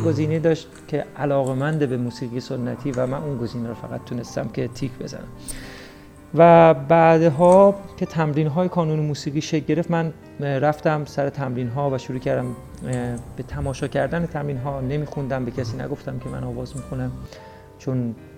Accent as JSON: {"language": "Persian", "town": "Juybar", "region": "Mazandaran", "country": "Iran", "tie": "born or raised there", "said": "در یکی از روستاهای شهر جویبار استان مازندران به دنیا آمدم"}